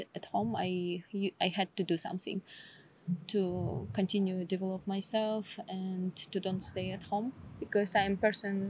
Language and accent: English; Issyk-Kul Region, Kyrgyzstan; English is a second language; Like we are from the Issyk-Kul, and sometimes there is a different language in the south side, where is the border with Uzbekistan.